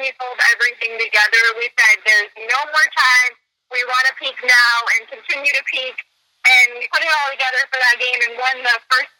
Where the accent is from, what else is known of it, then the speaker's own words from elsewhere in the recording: Minonk, Illinois, United States; I'm from Minook